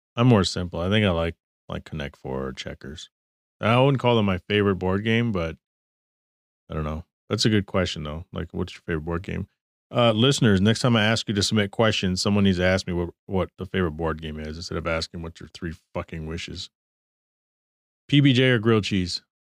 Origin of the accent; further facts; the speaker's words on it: Texas, United States; also born or lived in Michigan; now in Arizona, United States; I grew up in Texas